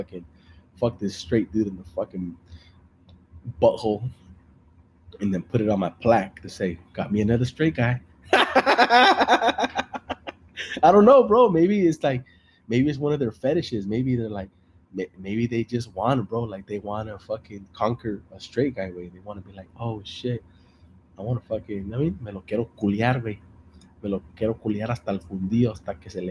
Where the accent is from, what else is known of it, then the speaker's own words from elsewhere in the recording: Salinas, California, United States; I'm from Salinas, California. Hey, puro California, Salinas